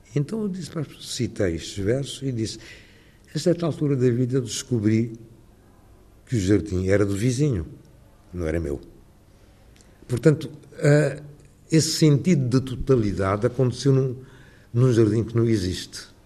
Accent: Lisbon, Portugal; moved away as an adult; now in London, United Kingdom; a minha adolescência em Lisboa. Eu sinto mais lisboeta do que qualquer outra coisa

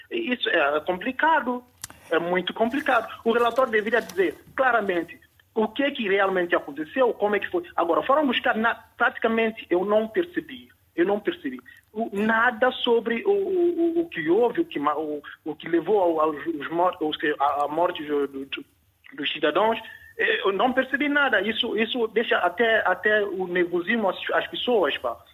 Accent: São Tomé & Príncipe; nós como santomenses

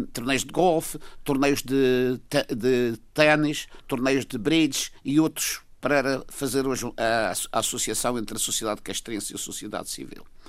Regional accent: Madeira, Portugal; eu, como madeirense

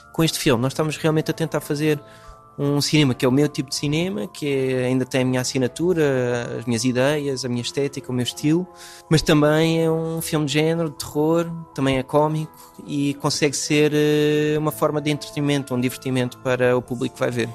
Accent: United States; first language English; Portuguese is a second language; moved away; Eu cresci nos Estados Unidos, eh, a minha língua principal eh, é inglês, apesar de ter família portuguesa e raízes entre as montes

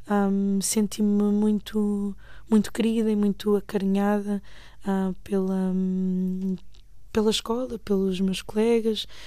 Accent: Portugal; also born or lived in Mozambique; mas nasci em Moçambique hum, num tempo de guerra civil em que a Frelimo e a Renamo lutavam para, hum, pelo poder e que lutaram até 90 e 92, a altura em que foram assinados os acordos de Lusaka. E vim para Portugal quando tinha seis anos.

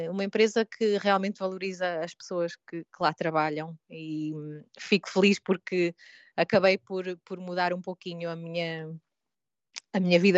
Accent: Portugal; penso sempre em Portugal. Acaba por ser sempre o, o meu porto-abrigo é, é, voltar à casa onde, onde cresci, onde tenho a minha família

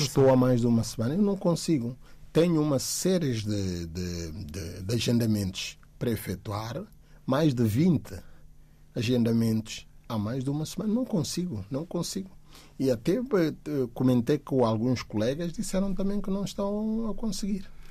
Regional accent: Guinea-Bissau; now in Portugal; da Guiné, país de onde sou natural

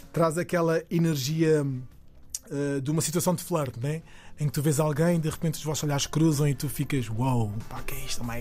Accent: Portugal; se nós portugueses já somos

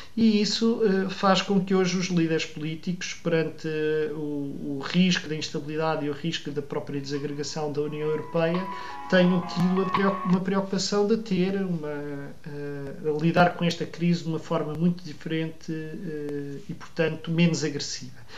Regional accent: Odivelas, Lisbon, Portugal; eu cresci em Odivelas, um ambiente eh, tipicamente dos subúrbios de Lisboa

